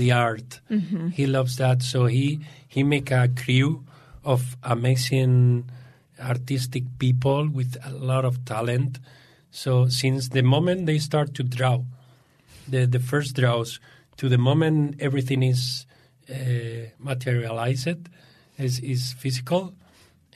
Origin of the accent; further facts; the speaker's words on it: Spain; English is a second language; moved away; I'm from Spain